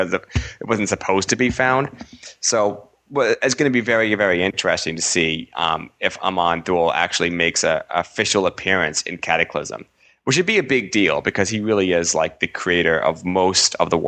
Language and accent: English; New England, United States; accent: New England; my New England accent